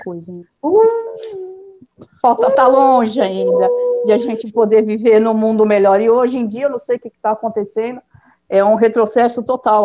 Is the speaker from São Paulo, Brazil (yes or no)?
yes; São Paulo, Brazil; Eu sou de São Paulo. É. Sou natural aqui de São Paulo.